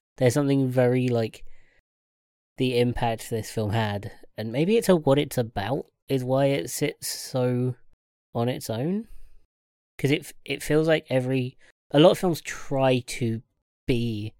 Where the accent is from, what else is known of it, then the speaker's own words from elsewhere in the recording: United Kingdom; That, as British kid, people... I don't know